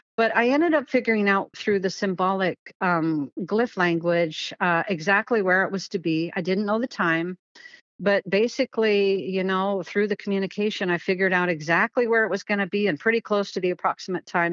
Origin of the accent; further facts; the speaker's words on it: Kent, Washington, United States; So I grew up in Washington State and I grew up in Kent